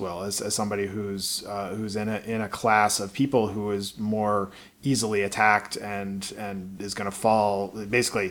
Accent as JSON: {"language": "English", "town": "Baltimore", "region": "Maryland", "country": "United States", "tie": "born or raised there", "said": "I grew up in Baltimore, Maryland in the 80s"}